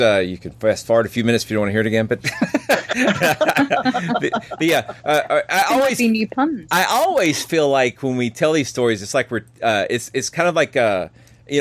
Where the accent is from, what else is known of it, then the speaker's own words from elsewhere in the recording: Cartersville, Georgia, United States; my hometown of Cartersville, Georgia